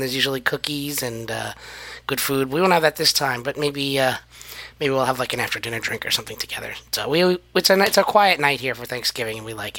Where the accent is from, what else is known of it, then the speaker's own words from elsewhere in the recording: New York, United States; New York.